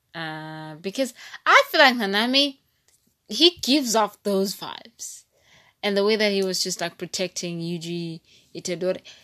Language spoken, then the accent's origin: English; East London, Eastern Cape, South Africa; I'm from East London and not P